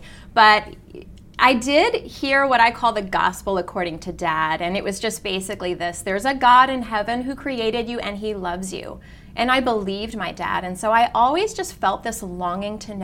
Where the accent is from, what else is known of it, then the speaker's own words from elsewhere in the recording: California, United States; moved away as an adult; also born or lived in Sacramento / San Francisco / San Diego; now in Monroe, Louisiana, United States; I was born and raised in California.